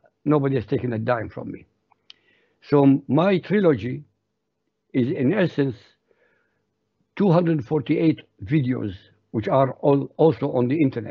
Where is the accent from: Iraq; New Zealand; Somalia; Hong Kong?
Iraq; Baghdad, Baghdad Governorate; first language Arabic; English is a second language; moved away as an adult; also born or lived in Europe; I was born in Baghdad, Iraq, so my background is Arabic. My language, my mother tongue is Arabic. I was educated in Iraq.